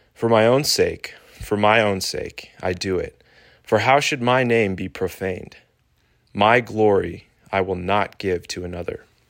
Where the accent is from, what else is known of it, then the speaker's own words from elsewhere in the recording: Pittsburgh, Pennsylvania, United States; moved away; I was born in Pittsburgh and spent ten formative years in Yinzer County